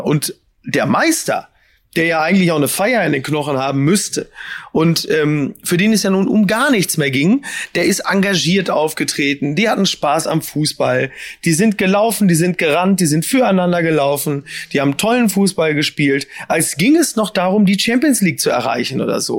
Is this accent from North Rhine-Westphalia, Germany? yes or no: yes; Ruhr area, North Rhine-Westphalia, Germany; ich komme ja auch nur aus dem Ruhrgebiet